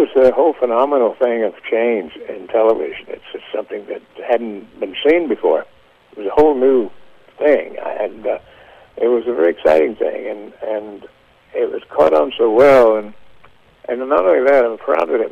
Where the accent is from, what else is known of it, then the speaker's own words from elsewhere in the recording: United States; moved away as an adult; also born or lived in Kentucky / Tennessee; I was raised there in Kentucky and Tennessee